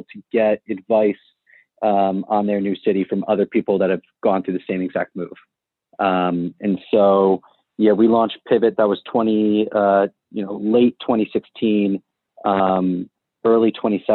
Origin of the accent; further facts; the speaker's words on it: Mamaroneck, New York, United States; So I grew up in Mamaroneck. It's actually the same town that StarStock's based out of right now. Grew up here, born and raised